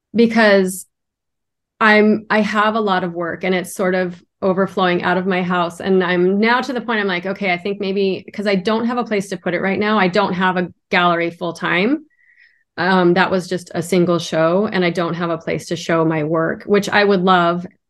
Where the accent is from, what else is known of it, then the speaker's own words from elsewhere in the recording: Idaho, United States; now in Miami, United States; I live in Miami, Florida, and originally I'm from Idaho, so that was a big switch in my life